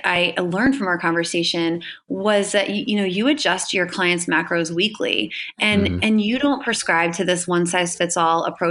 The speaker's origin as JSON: {"language": "English", "town": "Hershey", "region": "Pennsylvania", "country": "United States", "said": "I'm originally from Hershey, Pennsylvania"}